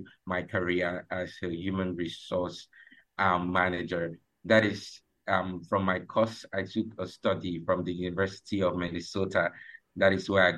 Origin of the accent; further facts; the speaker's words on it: Uyo, Akwa Ibom, Nigeria; from Nigeria, Uyo Akwa Ibom State